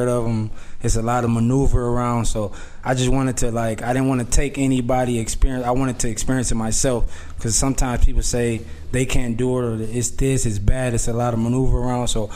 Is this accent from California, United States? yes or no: no; Racine, Wisconsin, United States; I'm from Racine, Wisconsin